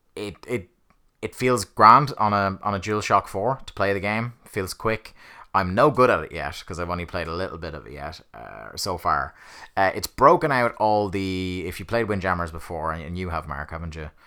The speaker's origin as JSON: {"language": "English", "country": "Ireland", "said": "I support an English football team and I'm Irish, but there is a long tradition of, you know, supporting English football teams over here in Ireland"}